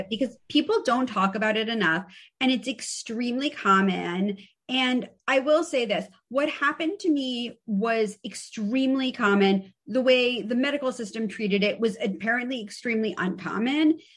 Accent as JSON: {"language": "English", "town": "New York City", "region": "New York", "country": "United States", "tie": "born or raised there", "said": "I'm from the Upper East Side of Manhattan. I went to an all girls private school"}